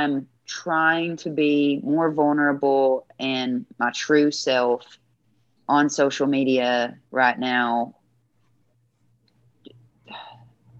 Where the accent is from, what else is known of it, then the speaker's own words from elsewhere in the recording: the South, United States; As a queer woman in the genre I am and from the South